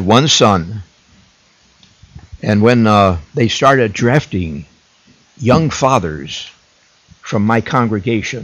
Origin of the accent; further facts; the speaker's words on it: New Lenox, Illinois, United States; now in LaGrange Park, United States; I was born in New Lenox, Illinois, which is about 40 miles south of here